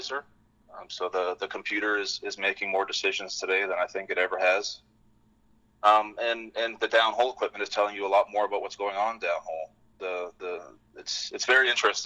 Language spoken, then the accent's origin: English; British Columbia, Canada; born or raised there; moved away as an adult; now in Fort Worth, United States